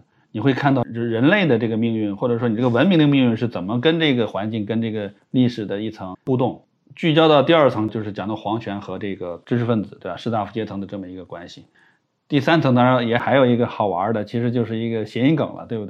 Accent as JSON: {"language": "Chinese", "country": "China", "said": "但是你说说王辉，那我们中国人，你说有多少人知道，对不对？"}